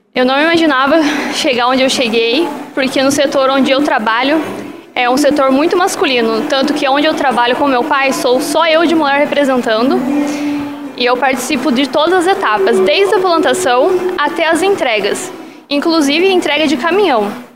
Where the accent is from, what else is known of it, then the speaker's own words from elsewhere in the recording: Caçapava, São Paulo, Brazil; eu sou de Caçapava, São Paulo.